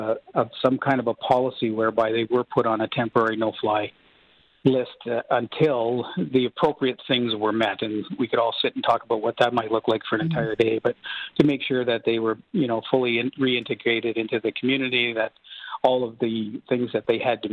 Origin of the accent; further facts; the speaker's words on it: Durham Region, Ontario, Canada; I grew up in Durham Region